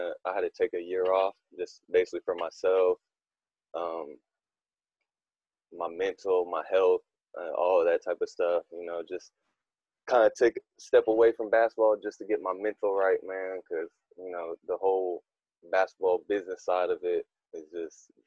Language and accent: English; Fort Worth, Texas, United States; I'm from Westside, Fort Worth